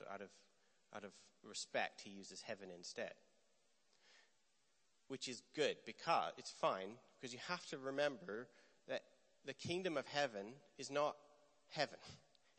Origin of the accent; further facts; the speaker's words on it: Canada; moved away; also born or lived in Bethel, Redding, California; I'm Canadian